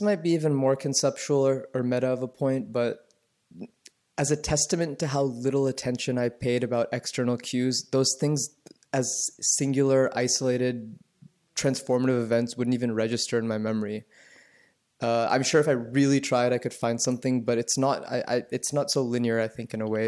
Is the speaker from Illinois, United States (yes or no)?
no; Atlanta, Georgia, United States; I grew up in the suburbs of Atlanta